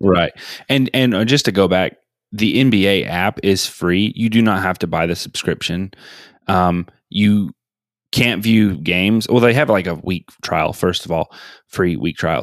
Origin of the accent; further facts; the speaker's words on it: Atlanta, Georgia, United States; I'm from Atlanta